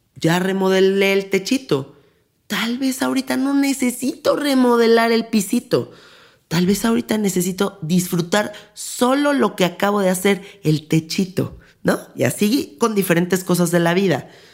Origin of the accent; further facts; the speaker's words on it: Mexico City, Mexico; yo soy de la Ciudad de México